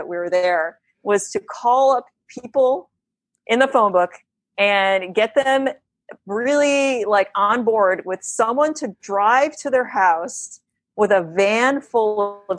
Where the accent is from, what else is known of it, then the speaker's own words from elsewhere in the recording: Connecticut, United States; moved away; also born or lived in New York City; I had moved back from New York City back to where I grew up in Connecticut